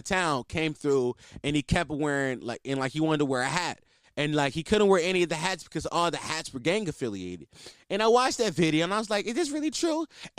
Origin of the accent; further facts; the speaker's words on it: East Coast, United States; Listen, I'm from the East Coast, by the way.